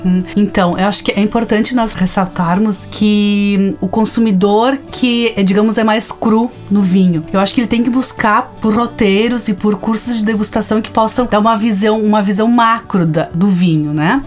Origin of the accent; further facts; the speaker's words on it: Flores da Cunha, Rio Grande do Sul, Brazil; Eu sou de Flores da Cunha